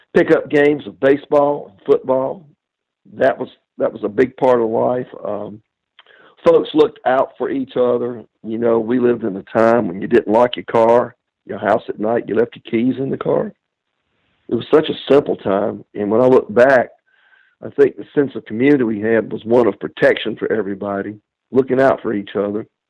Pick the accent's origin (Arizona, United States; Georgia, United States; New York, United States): Georgia, United States; Lincolnton; moved away; my hometown back in Lincoln, Georgia.